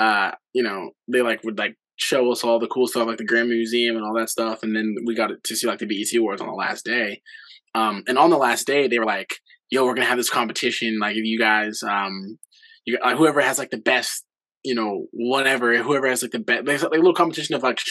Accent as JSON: {"language": "English", "town": "Los Angeles", "region": "California", "country": "United States", "tie": "born or raised there", "also_born_or_lived": "Boston", "said": "I grew up in the San Fernando Valley"}